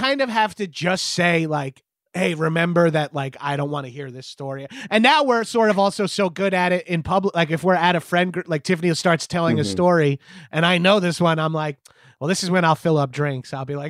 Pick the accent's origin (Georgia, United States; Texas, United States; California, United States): Georgia, United States; Atlanta; Like, he's from Houston. I'm from Atlanta, so I hate him.